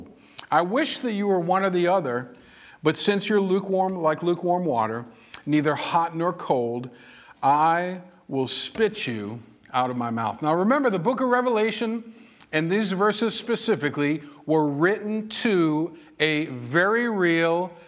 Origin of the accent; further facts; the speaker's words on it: Massachusetts, United States; moved away; I was born and raised in Massachusetts